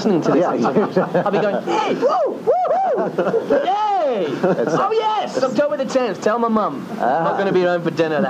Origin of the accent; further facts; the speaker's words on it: South Africa; I'm actually South African.